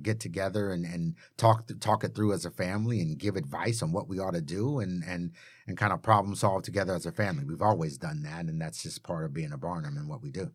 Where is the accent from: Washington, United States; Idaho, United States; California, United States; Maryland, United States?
California, United States; Chatsworth; also born or lived in Tampa, Florida; I was born in Tampa, Florida, lived there until I was three, and then my dad got a job promotion, and we moved out here to California, to Chatsworth